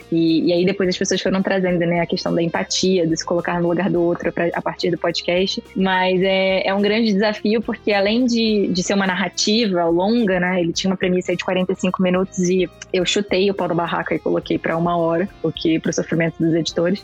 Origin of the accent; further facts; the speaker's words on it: Rio de Janeiro, Brazil; moved away as an adult; now in São Paulo, Brazil; Eu sou do Rio